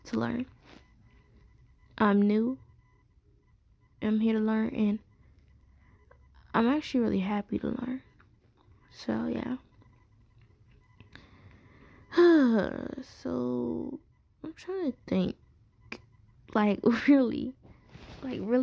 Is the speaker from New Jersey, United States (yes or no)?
no; New York City, New York, United States; moved away as an adult; I'm from Brooklyn. That's always my home